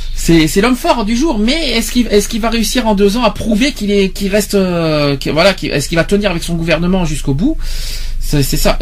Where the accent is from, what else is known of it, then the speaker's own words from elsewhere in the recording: Nouvelle-Aquitaine, France; chez nous en Aquitaine